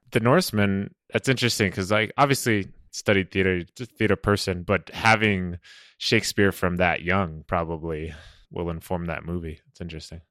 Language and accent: English; New England, United States; I grew up in New England.